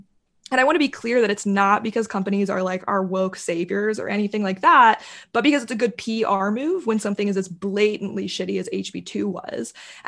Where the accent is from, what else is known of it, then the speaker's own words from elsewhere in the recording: Charlotte, North Carolina, United States; Charlotte, North Carolina, which is where I grew up. And like, Charlotte's a relatively liberal city by North Carolina standards. Like, we're not Asheville or Chapel Hill, but it's still an urban center.